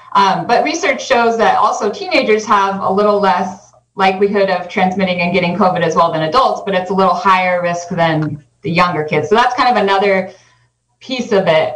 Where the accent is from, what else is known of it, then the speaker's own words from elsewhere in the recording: Northern California, United States; also born or lived in Arizona; now in Mendocino County, United States; we are both from Northern California